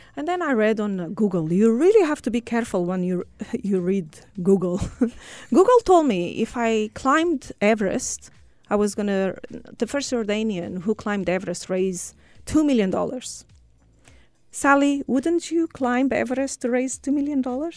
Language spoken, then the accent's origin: English; Portugal; moved away as an adult; now in United Arab Emirates; from Portugal.